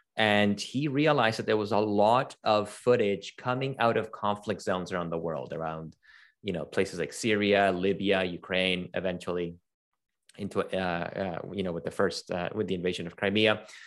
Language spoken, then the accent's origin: English; Venezuela; moved away; also born or lived in Toronto; I'm originally from Venezuela